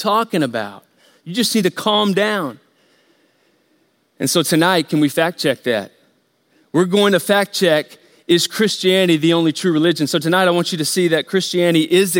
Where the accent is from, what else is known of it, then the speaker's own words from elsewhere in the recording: United States; we grew up here in America